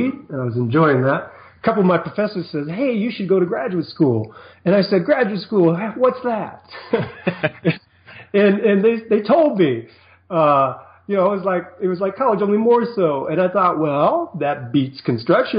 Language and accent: English; St. Paul, Minnesota, United States; I was born in St. Paul, Minnesota.